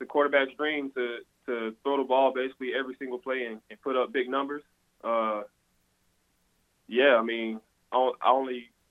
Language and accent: English; Tampa, Florida, United States; moved away as an adult; also born or lived in Boston; now in Greenville, United States; USF, basically in my hometown